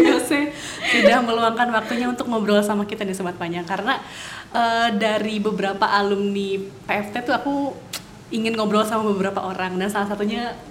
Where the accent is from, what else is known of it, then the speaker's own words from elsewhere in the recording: Bandung, West Java, Indonesia; Aku lahir besar sekolah di Bandung.